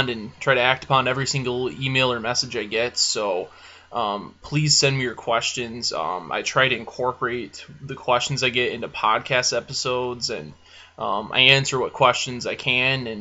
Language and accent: English; Michigan, United States; moved away; I grew up deer hunting, and because I'm from Michigan